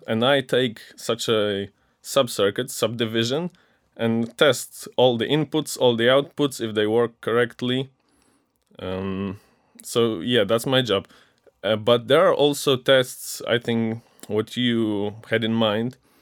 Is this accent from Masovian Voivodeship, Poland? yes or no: no; Ostrowy, Silesian Voivodeship, Poland; moved away as an adult; now in Wrocław, Poland; I'm from Ostrowy, a small town in the Silesian voivodeship that's near Częstochowa